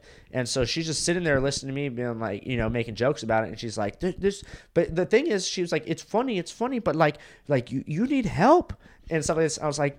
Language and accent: English; Florida, United States; born there; also born or lived in California; So I was born in Florida. I lived there for 3 years.